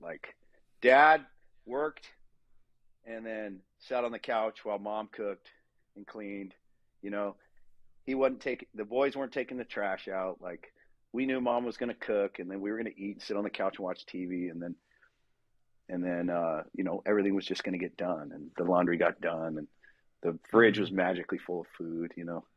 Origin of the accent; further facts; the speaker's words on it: Southern California, United States; I grew up in Southern California, surfing, skateboarding.